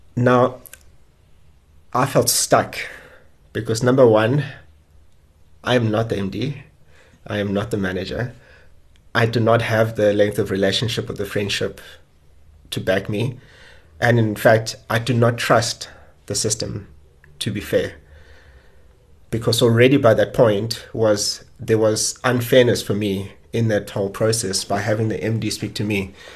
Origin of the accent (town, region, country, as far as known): South Africa